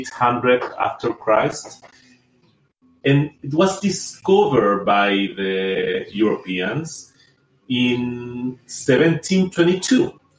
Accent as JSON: {"language": "English", "area": "Rapa Nui", "region": "Valparaíso", "country": "Chile", "tie": "born or raised there", "also_born_or_lived": "Santiago, Chile", "said": "What is my background? I am Rapa Nui. I born here and grew up here in Rapa Nui. I born in 1981. My father, he was Rapa Nui, and I grew up with his family. My mother was from Chile"}